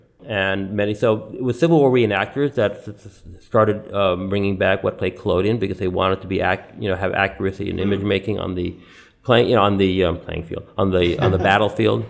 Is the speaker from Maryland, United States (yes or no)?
no; New York City, New York, United States; I was born in New York City. My father was born here, my grandfather